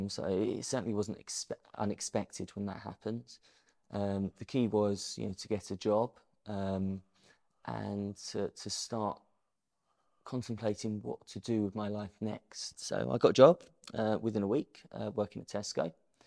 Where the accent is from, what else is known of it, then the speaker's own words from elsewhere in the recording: Medway, South East England, United Kingdom; also born or lived in Maidstone; I was brought up in Medway.